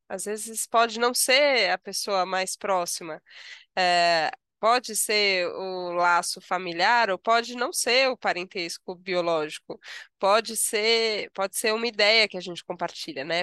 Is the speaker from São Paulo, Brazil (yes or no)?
yes; São Paulo, Brazil; eu sou paulistana, nasci em São Paulo, vivo vida em São Paulo